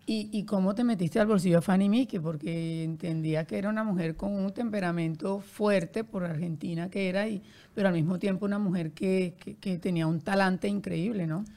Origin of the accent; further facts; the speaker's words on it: Barranquilla, Atlántico, Colombia; yo soy de Barranquilla